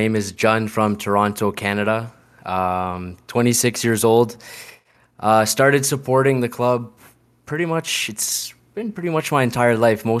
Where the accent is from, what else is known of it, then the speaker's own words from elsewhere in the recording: Northern Cyprus, Cyprus; I'm actually from Northern Cyprus, so she used to bring back whatever the latest kit was from Cyprus